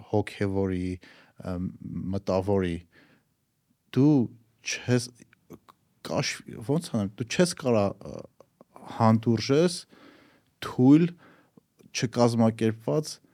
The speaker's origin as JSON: {"language": "Armenian", "country": "Armenia", "said": "Հայաստանից եք, հայերեն խոսում եք, ասում եմ, հա, Հայաստանից ենք։"}